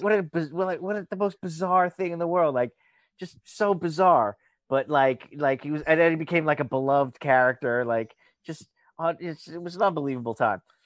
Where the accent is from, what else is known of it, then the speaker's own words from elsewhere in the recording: Long Island, New York, United States; I'm from Long Island